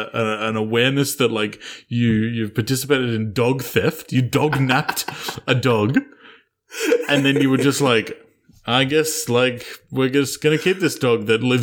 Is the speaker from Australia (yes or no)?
yes; Victoria, Australia; I was born in Victoria, so I know a little bit of the topography and like the geography in the area.